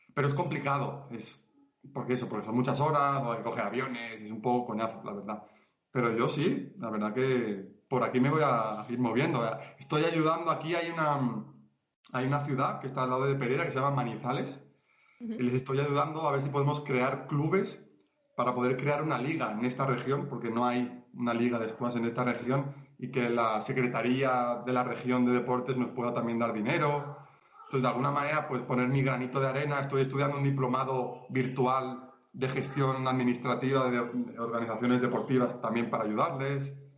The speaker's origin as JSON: {"language": "Spanish", "country": "Spain", "moved": "as an adult", "lives_now": "Colombia", "said": "soy español"}